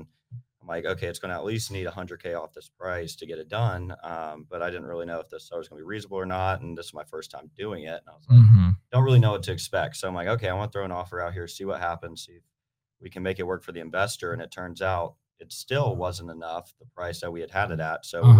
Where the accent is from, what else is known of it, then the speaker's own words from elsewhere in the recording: St. Augustine, Florida, United States; I was born and raised in World Golf Village, St. Augustine area.